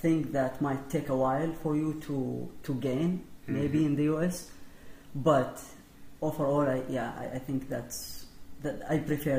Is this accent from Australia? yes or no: no; Saudi Arabia; English is a second language; moved away as an adult; now in Minnesota, United States; so I'm from Saudi Arabia